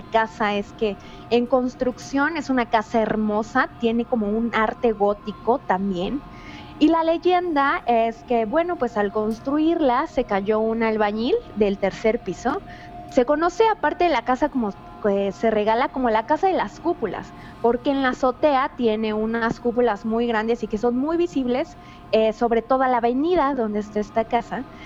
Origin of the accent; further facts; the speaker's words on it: Cuernavaca, Morelos, Mexico; yo soy de acá de Cuernavaca, Morelos